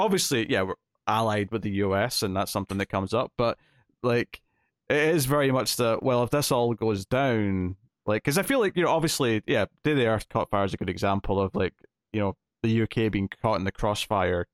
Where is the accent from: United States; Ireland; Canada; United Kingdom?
United Kingdom; Scotland; I'm Scottish, I'm not English